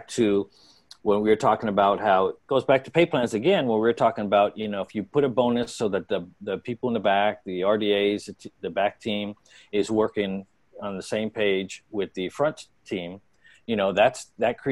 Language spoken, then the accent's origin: English; San Francisco, California, United States; Born and raised in San Francisco